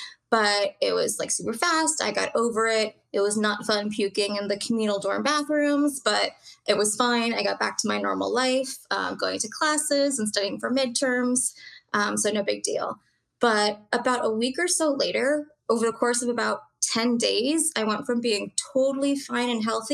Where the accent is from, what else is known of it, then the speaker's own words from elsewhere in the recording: Maryland, United States; I grew up in Maryland, went to Georgetown